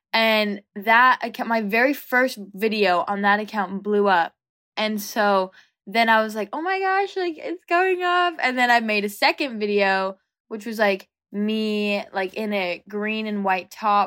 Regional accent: an hour outside of Los Angeles, California, United States; I'm from California, about, like, an hour outside of Los Angeles

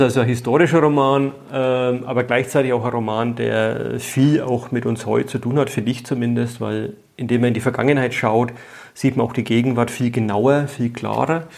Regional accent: Dachsbach, Bavaria, Germany; first language Franconian; ich komme äh, aus Dachsbach im Eichgrund

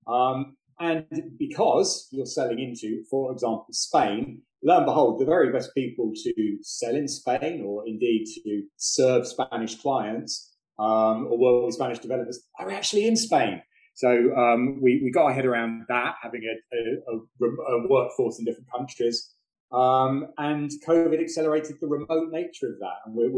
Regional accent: London, United Kingdom; also born or lived in Canada; I'm a London boy, born and bred

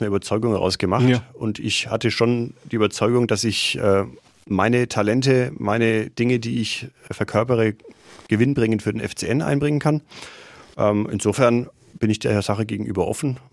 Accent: Nuremberg, Bavaria, Germany; also born or lived in Krems, Austria; Ich bin ein Nordstadtkind, also ich bin tatsächlich auch in Nürnberg geboren und aufgewachsen

